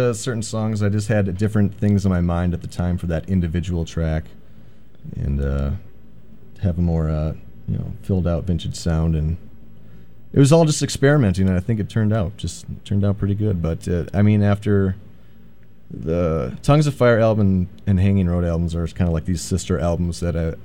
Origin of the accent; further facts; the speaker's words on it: New London, Wisconsin, United States; I got a buddy from my hometown in New London, Wisconsin